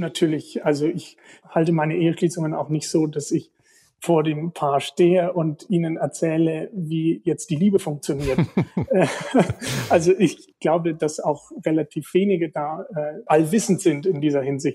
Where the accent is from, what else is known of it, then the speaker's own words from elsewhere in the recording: Lichtenberg, Bavaria, Germany; meine Heimat